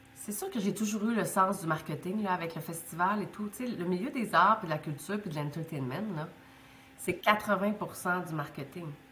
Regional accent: Baie-Comeau, Quebec, Canada; first language French; moved away as an adult; also born or lived in Montreal; je suis née à Bécomo sur la Côte-Nord.

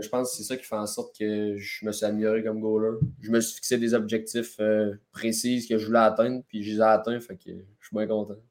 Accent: Rouyn-Noranda, Quebec, Canada; je viens de Rwanda

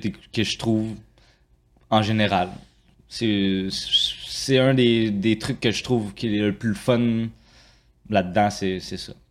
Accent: Saint-Hubert, Quebec, Canada; also born or lived in Longueuil; now in Saint-Jean-sur-Richelieu, Canada; je suis né à Longueuil. J'ai vécu pas mal toute euh, ma jeunesse à Saint-Hubert.

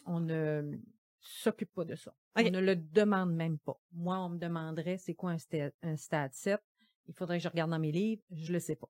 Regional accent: Gaspésie, Quebec, Canada; now in Quebec City, Canada; je viens de la Gaspésie

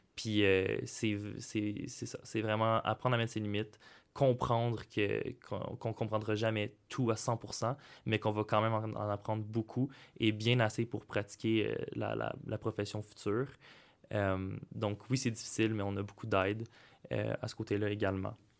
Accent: Saint-Jean-sur-Richelieu, Quebec, Canada; moved away as an adult; now in Sherbrooke, Canada; je viens du cégep de Saint-Jean-sur-Richelieu

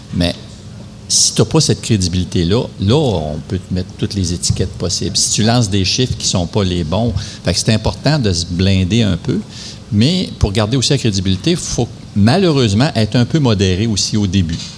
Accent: Val-d'Or, Quebec, Canada; also born or lived in Rouyn-Noranda; J'étais de Val d'Or

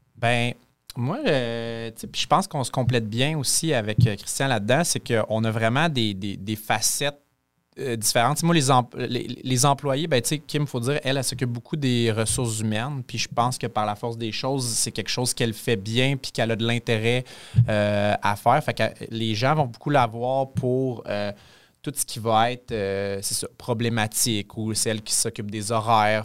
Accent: Quebec City, Quebec, Canada; moved away as an adult; now in Amos, Canada; je suis pas un petit gars d'Amos. Euh, je viens de Québec

